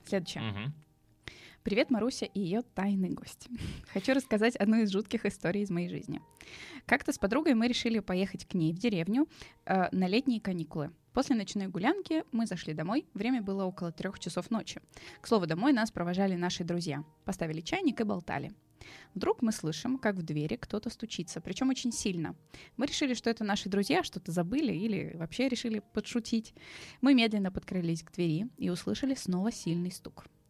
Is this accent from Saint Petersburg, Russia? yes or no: yes; Saint Petersburg, Russia; я как петербурженка